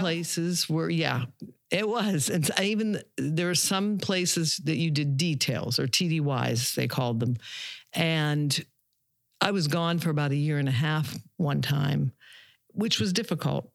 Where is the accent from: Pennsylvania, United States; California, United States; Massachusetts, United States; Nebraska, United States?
Pennsylvania, United States; Pittsburgh; moved away as an adult; also born or lived in Savannah, Georgia / Darien, Georgia / Beaver County, Pennsylvania; now in Pine Island, United States; originally I am from Pittsburgh, Pennsylvania